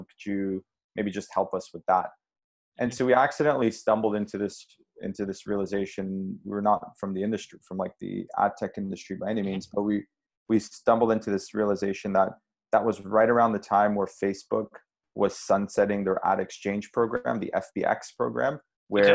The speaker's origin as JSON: {"language": "English", "town": "Montreal", "region": "Quebec", "country": "Canada", "tie": "born or raised there", "said": "we grew up in Montreal"}